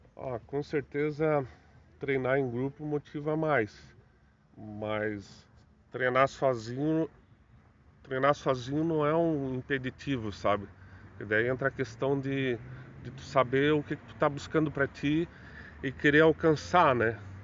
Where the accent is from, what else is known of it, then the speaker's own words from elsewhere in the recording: Joinville, Santa Catarina, Brazil; sempre sou natural de Joinville, moro no bairro Costa e Silva